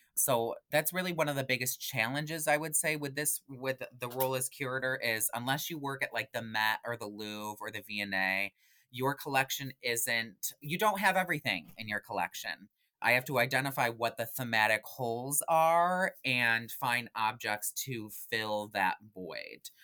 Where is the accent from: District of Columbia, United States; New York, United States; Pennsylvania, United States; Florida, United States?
New York, United States; Genesee Valley region; also born or lived in Rochester, New York; I am originally from the Genesee Valley region.